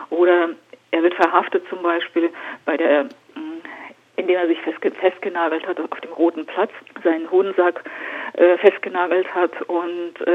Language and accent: German; Siberia, Russia; weil ich bin in Sibirien geboren und groß geworden.